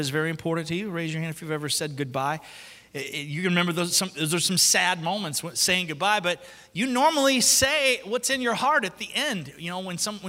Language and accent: English; Alabama, United States; I'm from Alabama